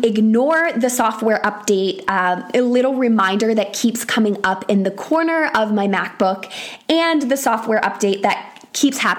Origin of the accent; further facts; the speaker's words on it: Syracuse, New York, United States; now in England, United Kingdom; I am originally from Syracuse, New York, which is one of the top 10 snowiest cities in America. So when I say that I grew up with snow